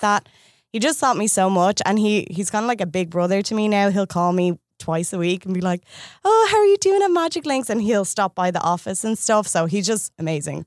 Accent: Ireland; moved away as an adult; I moved here from Ireland nine months ago

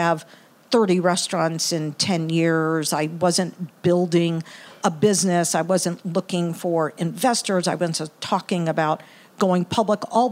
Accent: Galveston, Texas, United States; also born or lived in Brooklyn, New York / Indiana; now in Indianapolis, United States; I grew up in Texas, actually. Grew up in Galveston

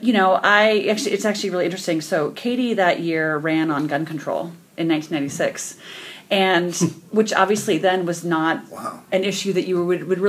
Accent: Forest Hill, California, United States; moved away as an adult; also born or lived in Spain / Korea / San Francisco; I grew up in Forest Hill, little town, 1,500 people. No one ever knows where it's at, off of I-80 near Auburn.

